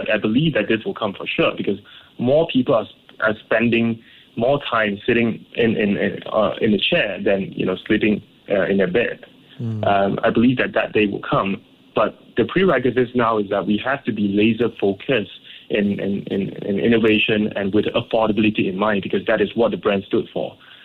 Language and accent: English; Ipoh, Perak, Malaysia; growing up in Ipoh